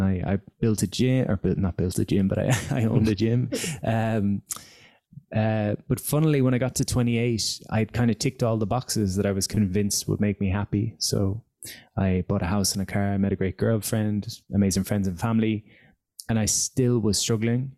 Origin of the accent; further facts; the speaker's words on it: Galway, Connacht, Ireland; also born or lived in Dublin; I came back to my hometown of Galway at 24